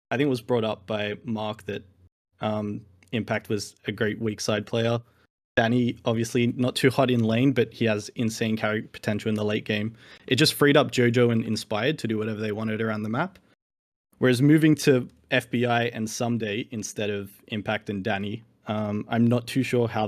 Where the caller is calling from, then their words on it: Sydney, New South Wales, Australia; Hello, from Sydney, Australia.